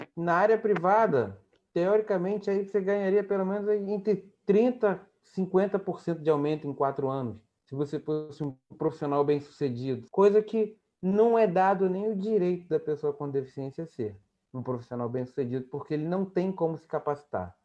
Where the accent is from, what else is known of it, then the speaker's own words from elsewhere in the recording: Cachoeiras de Macacu, Rio de Janeiro, Brazil; also born or lived in Campo Grande, Rio de Janeiro / Glória, Rio de Janeiro; now in Rio de Janeiro, Brazil; eu sou de Cachoeira de Macacu, que é a região serrana do estado do Rio de Janeiro